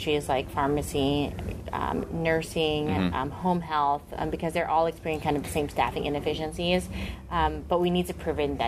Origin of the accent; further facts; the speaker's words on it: Sacramento, California, United States; I grew up in Sacramento